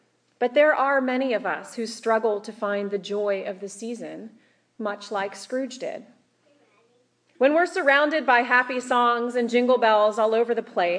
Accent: Kansas, United States; growing up in Kansas

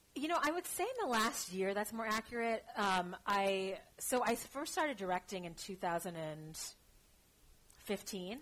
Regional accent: Los Angeles, California, United States; moved away; also born or lived in Shanghai / Bay Area; I'm uh, born and raised in Los Angeles

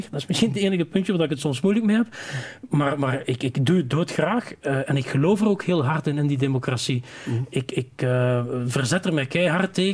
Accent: Flanders, Belgium; Veel meer dat erfgoed als weergave van wie wij zijn als Vlamingen. Ja. We hebben heel veel soorten erfgoed in Vlaanderen.

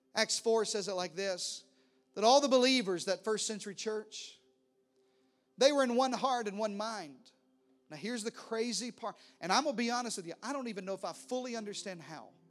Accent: Arkansas, United States; accent: country; now in Texas, United States; I talked real country like this, 'cause I'm from Arkansas

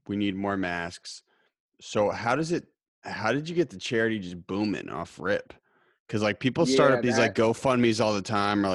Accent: Lincoln, Massachusetts, United States; We grew up together in Lincoln

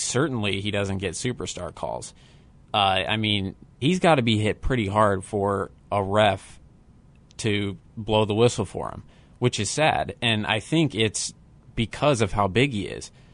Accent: Akron, Ohio, United States; I am from Cleveland, Ohio, um, from Akron, grew up 10 minutes from where LeBron grew up

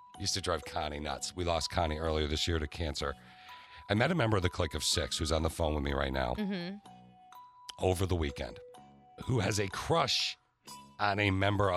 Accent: around Michigan State University, United States; I grew up around Michigan State

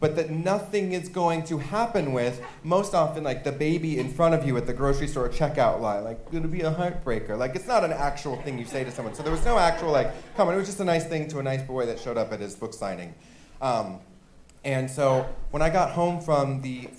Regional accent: Orange County, California, United States; growing up in Orange County, California

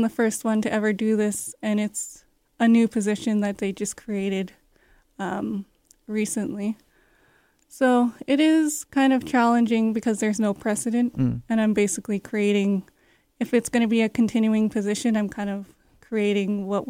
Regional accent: Canada; I grew up on Chugang First Nation mm-hmm. Reserve, mm-hmm. so I was really exposed to a lot of the culture mm-hmm. just from growing up there.

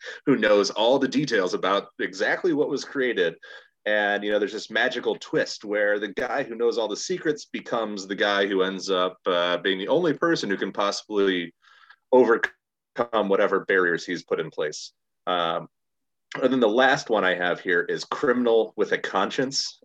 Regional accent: Chicago, Illinois, United States; my hometown

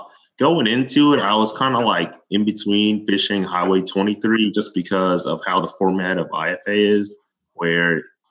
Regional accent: Mississippi, United States; moved away as an adult; now in Baton Rouge, United States; I went to college at Mississippi State. I'm actually from Mississippi

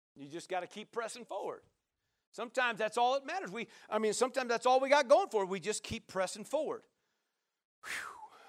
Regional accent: Nebraska, United States; now in Oregon, United States; I'm from Nebraska

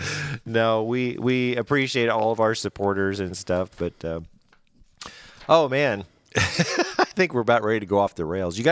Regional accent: Branson, Missouri, United States; I'm from Branson.

